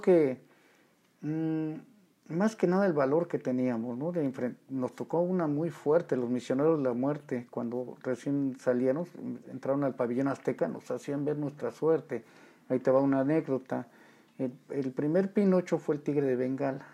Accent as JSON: {"language": "Spanish", "region": "Mexico City", "country": "Mexico", "tie": "born or raised there", "said": "Del hermoso barrio de La Merced. Yo nací en el Distrito Federal."}